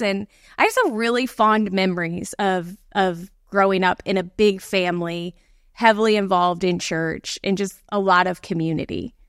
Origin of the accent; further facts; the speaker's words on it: Bradenton, Florida, United States; I grew up in the Bradenton, Sarasota area, which is, like, just south of Tampa